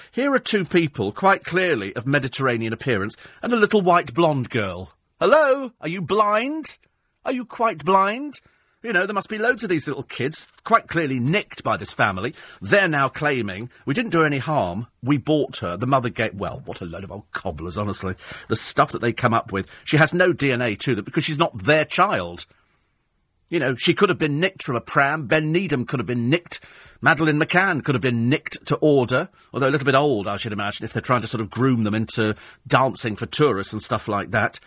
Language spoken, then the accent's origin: English; United Kingdom; being British